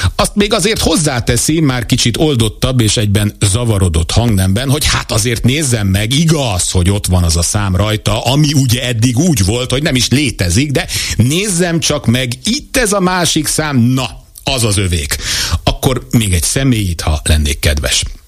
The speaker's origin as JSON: {"language": "Hungarian", "country": "Hungary", "tie": "born or raised there", "said": "1978-ban születtem Magyarországon, itt vettem először levegőt, e föld nevelt"}